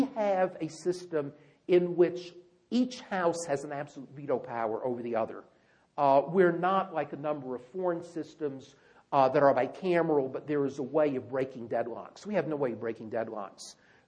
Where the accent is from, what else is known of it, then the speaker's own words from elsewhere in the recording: North Carolina, United States; I grew up in North Carolina